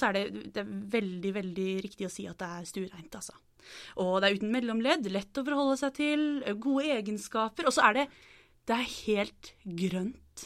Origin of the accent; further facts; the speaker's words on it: Norway; jeg er fra Norge